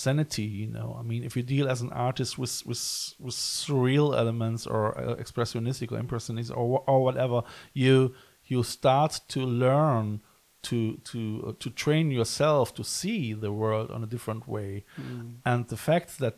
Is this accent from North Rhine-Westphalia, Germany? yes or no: yes; Cologne, North Rhine-Westphalia, Germany; I come from Cologne, and it's very close to the myth of Odin and Nibelungensaga